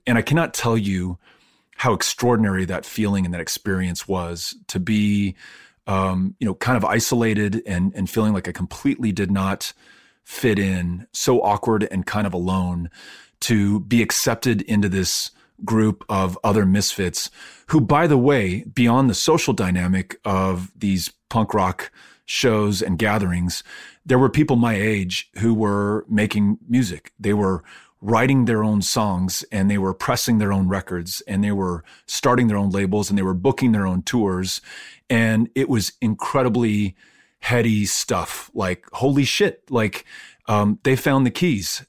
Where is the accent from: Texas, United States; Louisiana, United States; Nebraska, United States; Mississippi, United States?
Texas, United States; El Paso; also born or lived in Virginia; growing up in El Paso